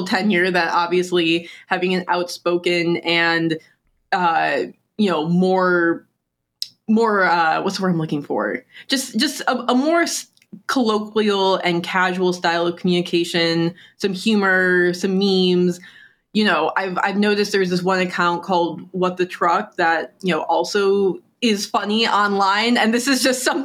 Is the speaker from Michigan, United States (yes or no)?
yes; Detroit, Michigan, United States; I am from the Detroit area